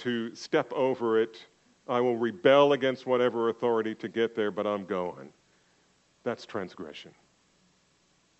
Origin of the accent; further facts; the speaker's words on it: New Jersey, United States; I grew up in Jersey